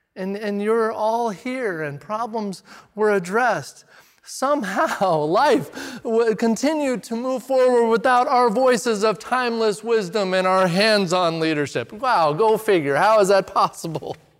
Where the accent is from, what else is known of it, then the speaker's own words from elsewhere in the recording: Redmond, Oregon, United States; I grew up in Redmond, and country music is kinda forced on you when you grow up in Redmond